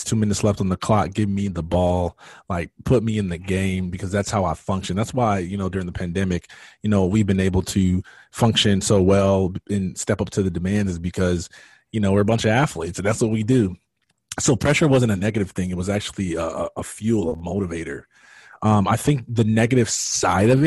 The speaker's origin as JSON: {"language": "English", "region": "Michigan", "country": "United States", "moved": "yes", "lives_now": "Georgia, United States", "said": "I live in Georgia now. I am from Michigan"}